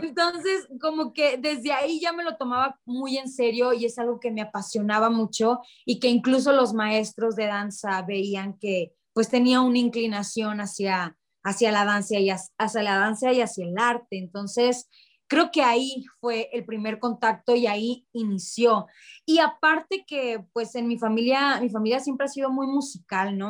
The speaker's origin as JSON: {"language": "Spanish", "town": "Ciudad Obregón", "region": "Sonora", "country": "Mexico", "tie": "born or raised there", "said": "Yo soy de Ciudad Obregón, Sonora."}